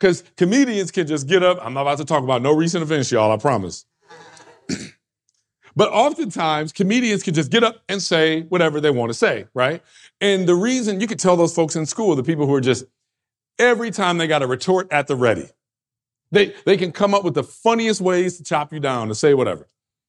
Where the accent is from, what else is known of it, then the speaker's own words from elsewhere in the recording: New York, United States; Well, I'm from this kind of area, right? My region. I come from the East Coast. I come from New York. This is what we do.